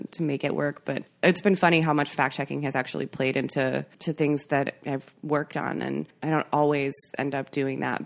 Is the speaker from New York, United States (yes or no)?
no; McFarland, Wisconsin, United States; moved away as an adult; grew up in McFarland, Wisconsin